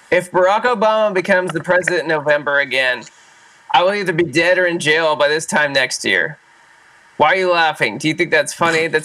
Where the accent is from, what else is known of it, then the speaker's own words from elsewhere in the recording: Orange County, California, United States; I'm from Orange County, man.